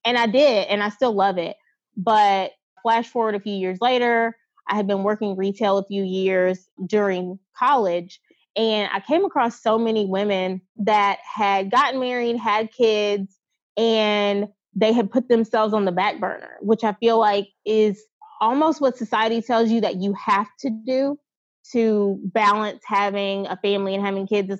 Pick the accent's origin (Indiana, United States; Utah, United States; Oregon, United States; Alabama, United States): Alabama, United States; Mobile; now in New Orleans, United States; I'm from Mobile, Alabama. I live in New Orleans now, but I'm born and raised in 251.